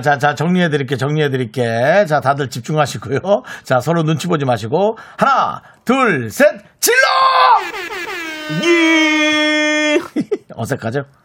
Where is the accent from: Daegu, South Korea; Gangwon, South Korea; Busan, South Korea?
Gangwon, South Korea; Gangneung; moved away as an adult; now in Seoul, South Korea; 강릉에서 올라와서